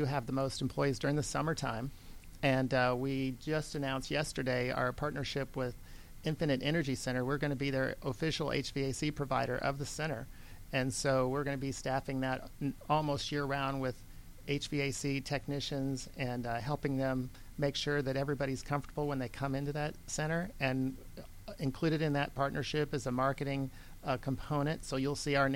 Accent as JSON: {"language": "English", "region": "Iowa", "country": "United States", "tie": "born or raised there", "moved": "as an adult", "lives_now": "Georgia, United States", "said": "I came from Iowa originally in 1985. I grew up on a hog farm."}